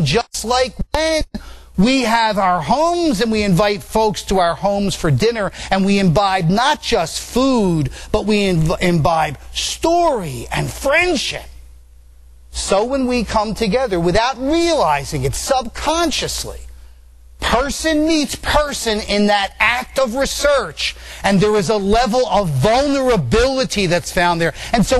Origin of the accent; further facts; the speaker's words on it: Italy; born there; Yeah, kid, yeah, and I was born in Italy, too.